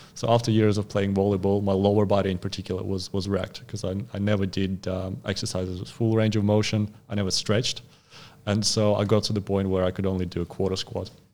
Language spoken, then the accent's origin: English; Khabarovsk Krai, Russia; English is a second language; moved away as an adult; also born or lived in Sakhalin Island, Russia; now in Australia; And then I moved to the mainland state of, uh, Khabarovsk. So, and that's, that's where I spent most of my life